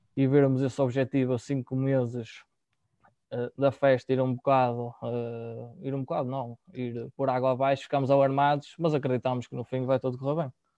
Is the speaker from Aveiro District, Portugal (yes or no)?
yes; Argoncilho, Aveiro District, Portugal; eu sou de Dragoncilho, cresci cá